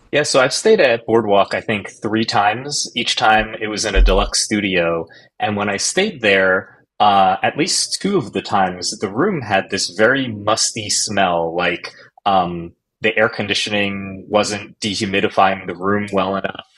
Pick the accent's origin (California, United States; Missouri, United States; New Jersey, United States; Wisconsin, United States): New Jersey, United States; moved away; I'm originally from New Jersey